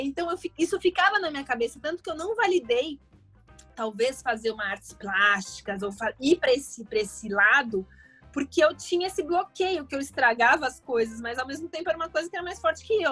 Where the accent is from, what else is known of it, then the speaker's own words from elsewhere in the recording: São Paulo, Brazil; now in Rio de Janeiro, Brazil; Bom, eu nasci em São Paulo, eu sou paulista. É, hoje eu moro no Rio, mas eu nasci em São Paulo.